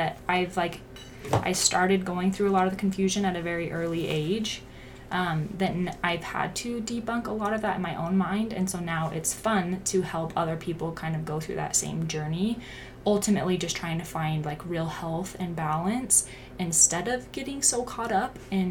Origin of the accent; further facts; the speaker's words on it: Pleasant Grove, Utah, United States; I grew up in Pleasant Grove, Utah.